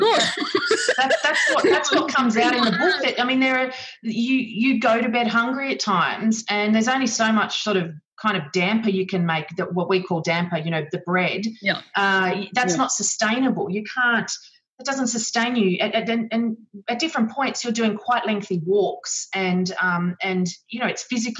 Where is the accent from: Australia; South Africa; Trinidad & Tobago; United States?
Australia; in Australia where the big waves and surf are part of our understand. You know, we grow up with it